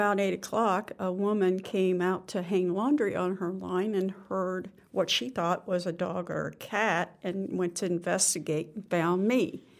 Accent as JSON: {"language": "English", "town": "Alexandria", "region": "Indiana", "country": "United States", "tie": "born or raised there", "said": "I was born in Alexandria, Indiana."}